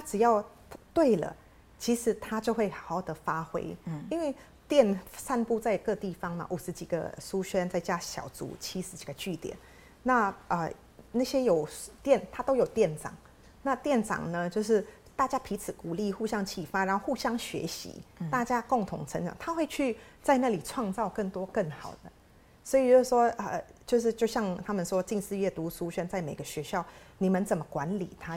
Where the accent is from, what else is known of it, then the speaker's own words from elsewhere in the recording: Philippines; now in Taiwan; 我自己是菲律宾长大嘛，嗯。那菲律宾是一个天主教的国家，所以我从小念的学校就是天主教跟基督教的学校